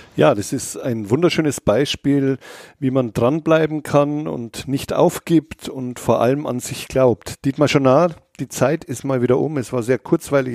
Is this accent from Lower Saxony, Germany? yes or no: no; Bavaria, Germany; Ich komme ja selber aus Bayern